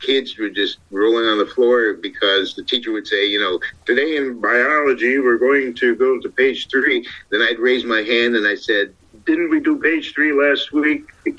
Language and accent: English; Ohio, United States; also born or lived in Brooklyn, New York; I grew up in Ohio. I was actually born in Brooklyn, New York. So I lost the accent somewhere between New York and where I'm at now in California.